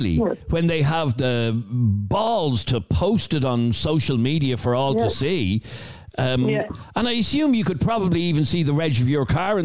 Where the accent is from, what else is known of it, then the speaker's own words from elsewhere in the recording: Ballybrack, Leinster, Ireland; I grew up in Ballybrack.